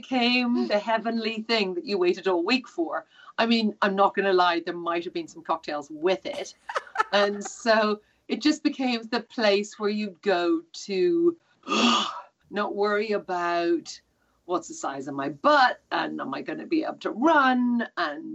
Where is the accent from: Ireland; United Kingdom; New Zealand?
Ireland; I'm Irish